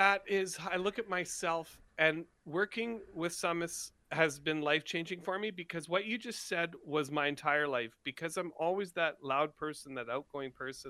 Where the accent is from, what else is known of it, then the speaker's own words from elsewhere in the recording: Scotland, United Kingdom; I'm Scottish, man.